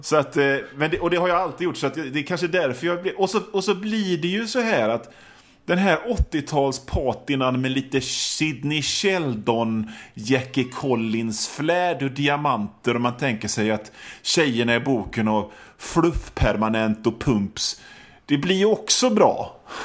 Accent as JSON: {"language": "Swedish", "area": "an island outside Gothenburg", "region": "Västra Götaland", "country": "Sweden", "said": "jag är från, från en ö utanför Göteborg"}